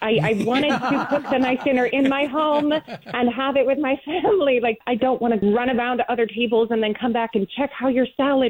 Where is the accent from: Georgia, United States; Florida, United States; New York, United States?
Georgia, United States; Sugar Hill; now in Charlotte, United States; I live in Charlotte now, but I grew up in Sugar Hill.